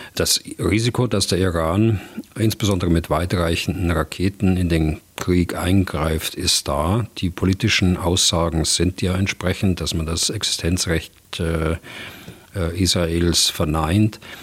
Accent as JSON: {"language": "German", "country": "Germany", "said": "bei uns in Deutschland"}